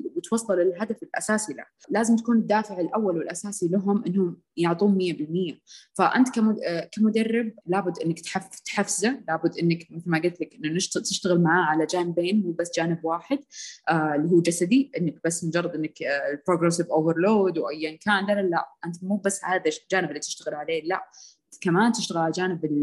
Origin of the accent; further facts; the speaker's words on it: Saudi Arabia; عندنا بالسعوديه